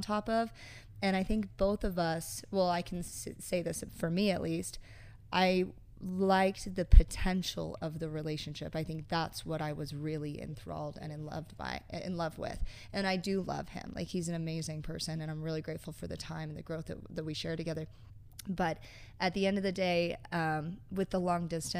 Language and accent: English; Utah, United States; also born or lived in California / Salt Lake City, Utah; I'm from Utah, born in California, but raised here pretty much the whole time. And yeah, grew up mostly in Utah County